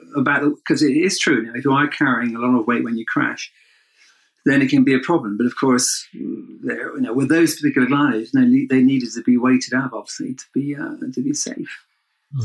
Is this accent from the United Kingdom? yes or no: yes; United Kingdom; I'm British, kind of used to bad weather